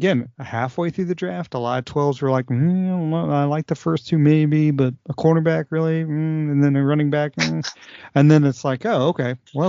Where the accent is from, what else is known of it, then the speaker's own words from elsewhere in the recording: the South, United States; because I'm a Southerner and this person's offering me a cronut.